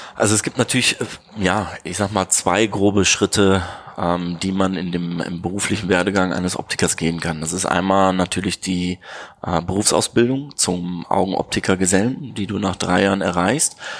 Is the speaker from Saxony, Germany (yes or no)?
no; Neuss, North Rhine-Westphalia, Germany; moved away as an adult; Ich komme gebürtig aus dem schönen Neuss bei Düsseldorf